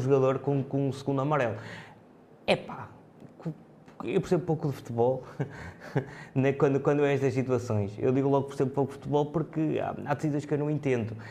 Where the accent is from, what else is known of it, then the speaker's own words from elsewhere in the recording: Trás-os-Montes, Portugal; como transmontano que sou